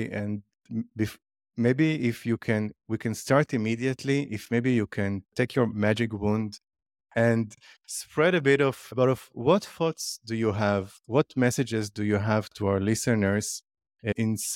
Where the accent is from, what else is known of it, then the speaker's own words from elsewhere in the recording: Israel; as someone who was born and raised in Israel, but luckily for me, I had the opportunity of traveling around the world. My parents are, are Jewish, secular Jewish